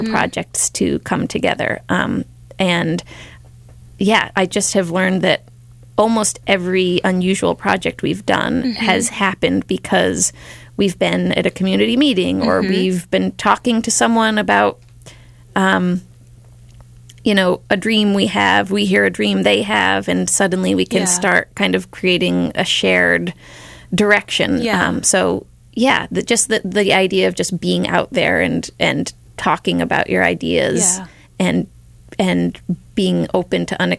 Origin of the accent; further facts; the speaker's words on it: Pittsfield, Massachusetts, United States; doing my thesis project about my hometown